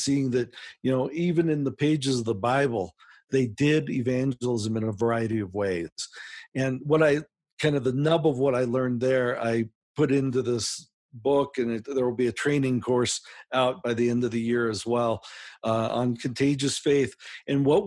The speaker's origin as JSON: {"language": "English", "country": "United States", "accent": "American", "said": "I am from America"}